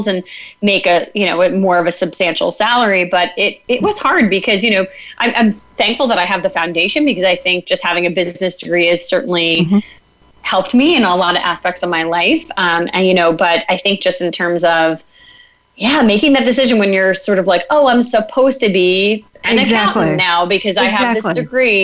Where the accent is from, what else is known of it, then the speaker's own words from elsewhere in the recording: Northern Westchester, New York, United States; moved away as an adult; also born or lived in Philadelphia; I grew up in Northern Westchester, just about an hour north of the city